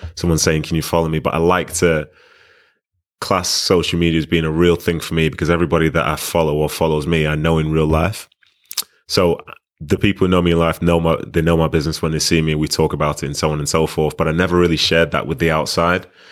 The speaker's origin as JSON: {"language": "English", "town": "Manchester", "region": "North West England", "country": "United Kingdom", "tie": "born or raised there", "also_born_or_lived": "Nigeria"}